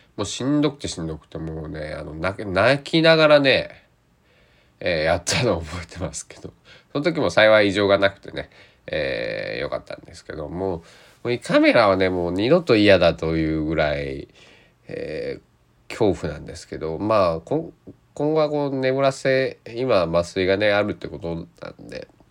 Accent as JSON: {"language": "Japanese", "region": "Kochi", "country": "Japan", "tie": "born or raised there", "said": "僕の地元高知県内"}